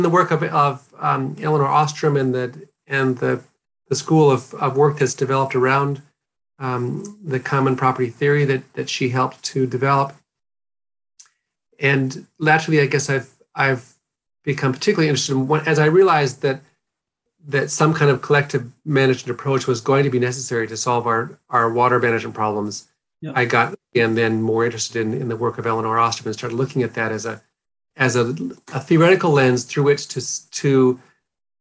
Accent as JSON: {"language": "English", "region": "North Dakota", "country": "United States", "tie": "born or raised there", "moved": "as an adult", "lives_now": "New Zealand", "said": "I grew up in a small rural community in North Dakota in a farming family"}